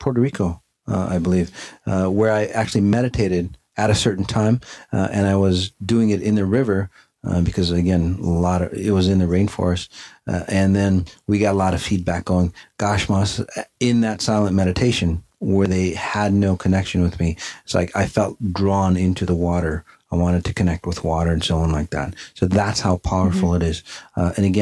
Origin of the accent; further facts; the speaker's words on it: Afghanistan; moved away; Afghanistan, my home country